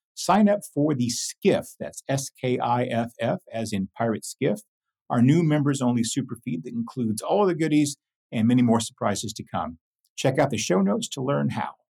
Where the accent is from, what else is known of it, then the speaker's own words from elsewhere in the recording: near Midland, Texas, United States; Midland, Texas, which is, you know, not far from where I grew up.